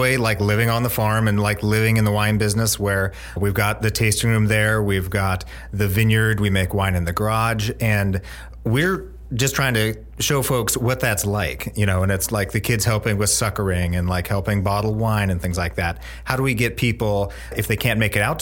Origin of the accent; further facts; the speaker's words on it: Bellingham, Washington, United States; moved away as an adult; now in Oregon, United States; I'm from Northwest Washington, a town called Bellingham, and came to Oregon to learn how to make wine and grow grapes and go to school